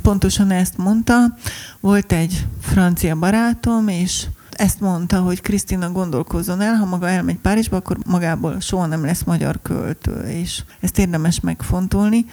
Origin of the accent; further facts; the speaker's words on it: Budapest, Hungary; mondtam, hogy Budapestről